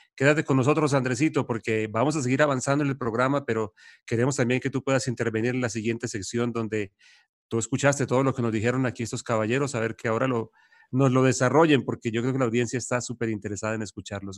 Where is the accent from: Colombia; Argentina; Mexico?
Colombia; Bucaramanga, Santander; Todos somos de Bucaramanga